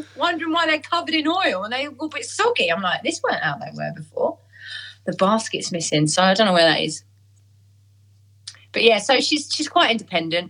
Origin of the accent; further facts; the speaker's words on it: Essex, East of England, United Kingdom; I'm from Essex